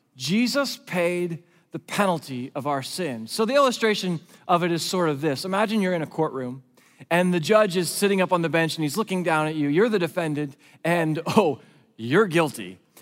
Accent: West Coast, United States; I grew up on the West Coast. I'm a West Coast kid

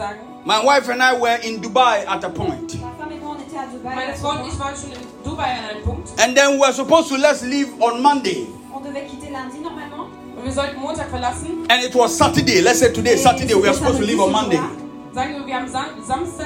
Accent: Ghana; Oh Ghana

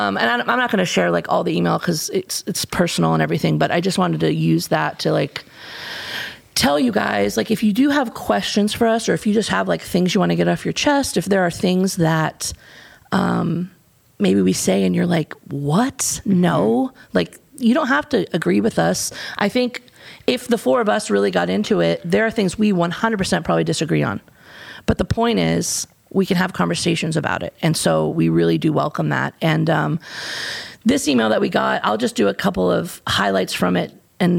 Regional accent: United States; I don't want to blame everything on being American, but for me, this is an Achilles heel for us

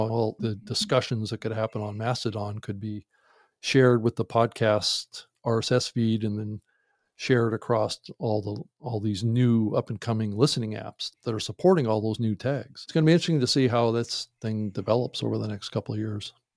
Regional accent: Seattle, Washington, United States; moved away; I'm actually from Seattle originally

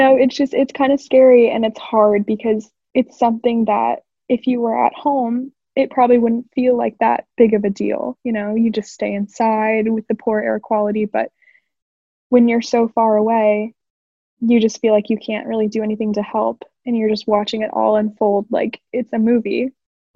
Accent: Portland, Oregon, United States; moved away as an adult; now in Washington, DC, United States; I'm currently living in DC, but I'm from Portland, Oregon

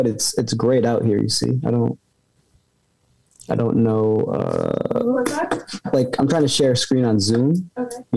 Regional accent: Danbury, Connecticut, United States; I grew up in Danbury, Connecticut

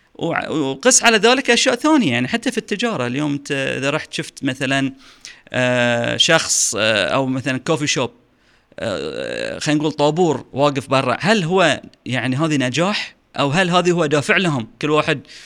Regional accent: Bahrain; عندنا في البحرين

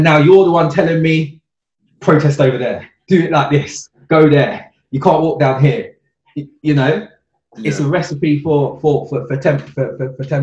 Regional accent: United Kingdom; as a British black person, I know my family's from St. Kitts and Jamaica

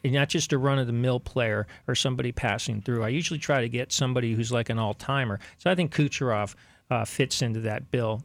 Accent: Miami, Florida, United States; the sport in town where I was growing up in Miami

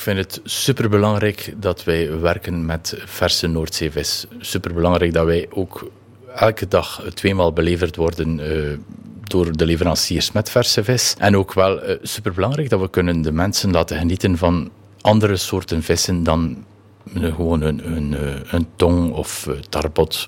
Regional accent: Nieuwpoort, Flanders, Belgium; also born or lived in Ostend / Ghent; Ik ben geboren, eh, ja, geboren in Oostende. Ik ben altijd in uh, ik heb altijd in Nieuwpoort geleefd tot aan mijn negentiende.

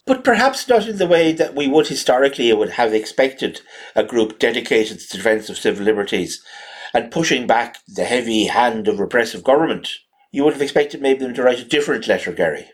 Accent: East Coast of Ireland, Leinster, Ireland; accent: generic East Coast, Wexford; I always thought of my accent as sort of generic East Coast, sort of Wicklow, Wexford, Kilkenny

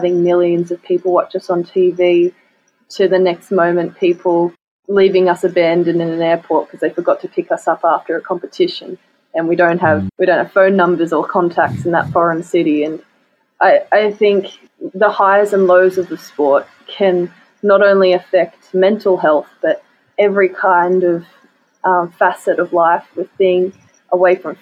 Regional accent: Australia; as an Australian athlete

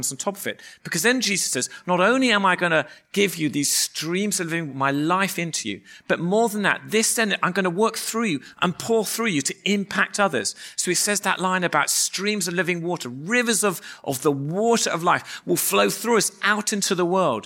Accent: England, United Kingdom; moved away; we are English

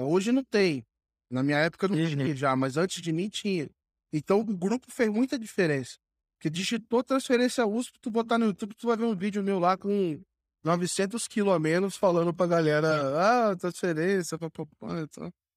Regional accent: Rio de Janeiro, Brazil; moved away as an adult; also born or lived in São Paulo; eu sou do, do Rio, cara. Eu comecei estudando no Rio

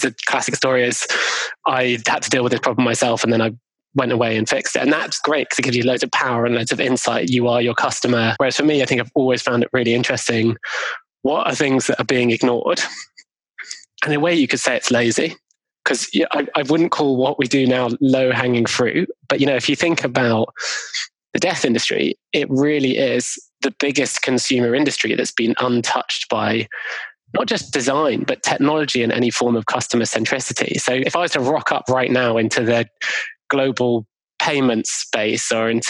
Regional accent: London, United Kingdom; where I grew up in Golders Green in London

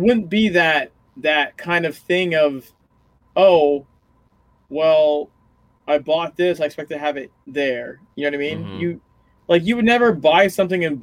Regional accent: United States

